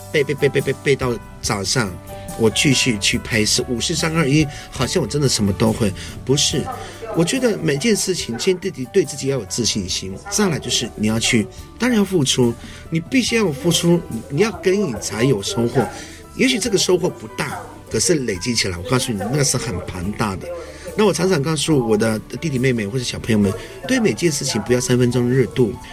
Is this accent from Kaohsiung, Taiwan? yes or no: yes; Kaohsiung, Taiwan; 我是来自高雄市的卢凯族